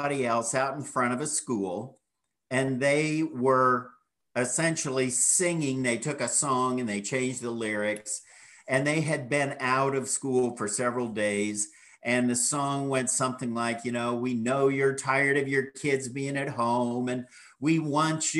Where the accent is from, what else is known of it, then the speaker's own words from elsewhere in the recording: Kansas, United States; moved away; I grew up in Kansas, farmland